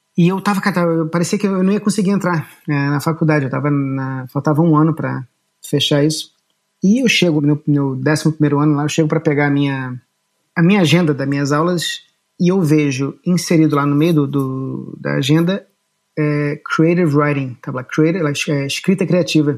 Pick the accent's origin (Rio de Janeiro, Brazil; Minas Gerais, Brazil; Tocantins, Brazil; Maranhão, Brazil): Rio de Janeiro, Brazil; also born or lived in Boston / New York / São Paulo / Lisbon; now in Japan; eu nasci no Rio de Janeiro, eu nasci no Leblon, mas eu acho que com um mês e meio, dois meses, eu fui para Barra da Tijuca